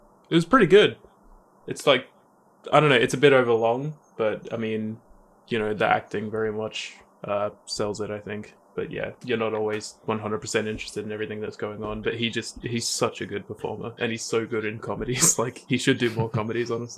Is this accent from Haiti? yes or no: no; Australia; we're both Australian